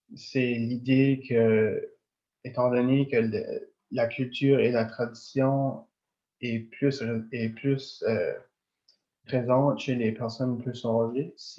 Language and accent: French; Tracadie, New Brunswick, Canada; moved away as an adult; also born or lived in Madawaska region, New Brunswick; now in Edmundston region, Canada; je viens de Tracadie, j'ai vraiment pas le même accent que les personnes de la place.